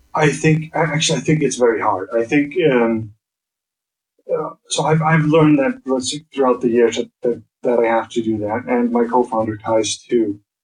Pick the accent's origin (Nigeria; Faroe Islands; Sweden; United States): Faroe Islands; I'm actually from the Faroe Islands